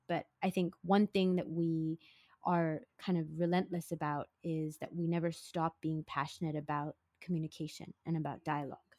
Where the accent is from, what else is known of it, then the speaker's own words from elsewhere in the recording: Singapore; also born or lived in San Francisco; I was born and bred in Singapore in a family of four